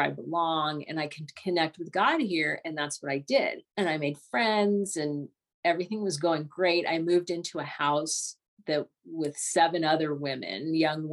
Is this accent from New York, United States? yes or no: no; Southern California, United States; I'm from Southern California